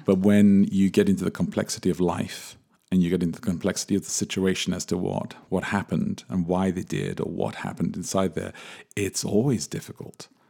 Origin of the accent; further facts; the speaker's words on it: England, United Kingdom; I grew up in England, born in England, grew up in England